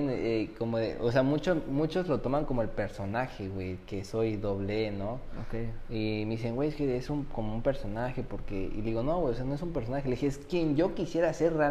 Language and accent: Spanish; Mexico; tú estás sacando a mi, o sea, mi cuatza, güey, mi pueblo acá, mi México, hacia adelante, güey.